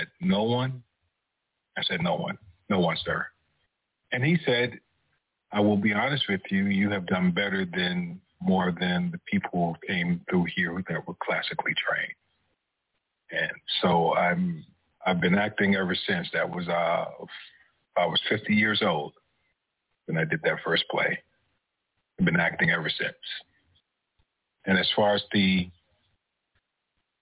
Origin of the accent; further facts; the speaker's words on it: New York City, New York, United States; moved away as an adult; now in Texas, United States; I'm originally from New York City, been out here in Texas since 2006